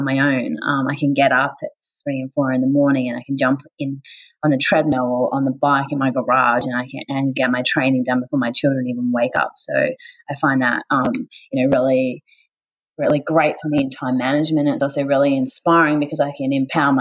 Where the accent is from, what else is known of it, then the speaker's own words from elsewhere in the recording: Tasmania, Australia; now in Sunshine Coast, Australia; as a child growing up in Tasmania